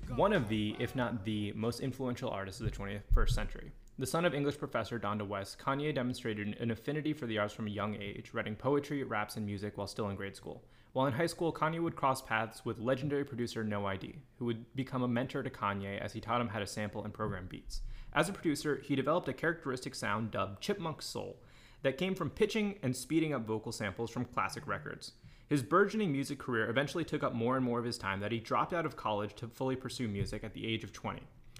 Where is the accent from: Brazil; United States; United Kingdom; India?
India; I'm Indian, maybe that counts.